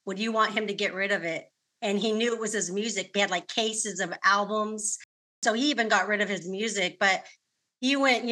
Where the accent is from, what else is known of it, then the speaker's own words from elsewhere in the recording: California, United States; I'm born and raised in California